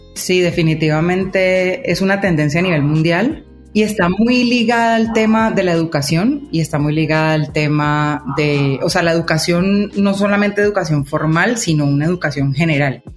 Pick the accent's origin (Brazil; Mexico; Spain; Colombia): Colombia; accent: Colombian; yo soy colombiana, de pronto ya se habrán dado cuenta por el acento. Vivo en Colombia.